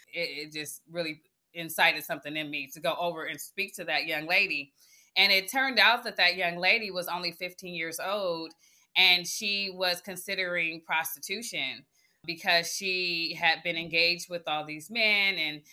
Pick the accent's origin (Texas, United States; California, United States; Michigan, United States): California, United States; Oakland; giving her my experience in growing up in Oakland and how my trajectory changed when I went on a different path